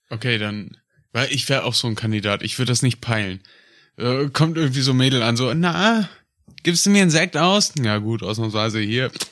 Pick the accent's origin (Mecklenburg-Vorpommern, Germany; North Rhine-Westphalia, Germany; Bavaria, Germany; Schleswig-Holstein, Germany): North Rhine-Westphalia, Germany; Aus Westfalen